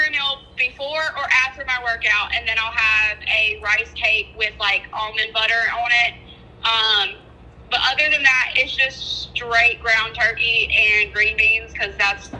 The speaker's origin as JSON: {"language": "English", "region": "North Carolina", "country": "United States", "said": "North Carolina."}